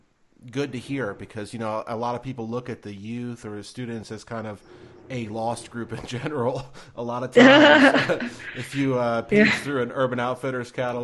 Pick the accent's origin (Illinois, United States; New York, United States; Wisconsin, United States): New York, United States; moved away as an adult; also born or lived in Ohio; I grew up in New York and went to college in Ohio